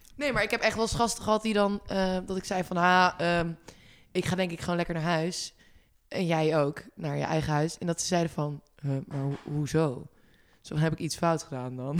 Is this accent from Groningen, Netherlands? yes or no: yes; Groningen, Netherlands; moved away; ik kom dan zelf uit Groningen natuurlijk mhm. oorspronkelijk